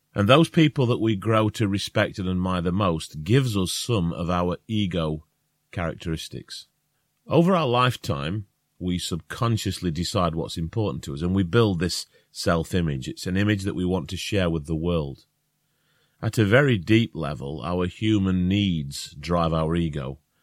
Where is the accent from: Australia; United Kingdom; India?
United Kingdom; Northern England; accent: northern; If we have a northern accent